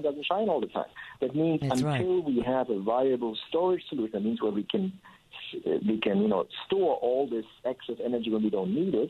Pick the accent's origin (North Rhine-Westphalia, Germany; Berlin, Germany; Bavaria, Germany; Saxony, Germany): Berlin, Germany; now in United States; I am from Germany originally. I'm born in Berlin, and my home country